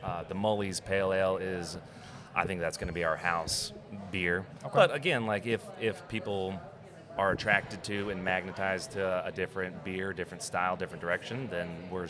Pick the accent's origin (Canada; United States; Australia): United States; Oregon; So I'm originally from Oregon, like I said.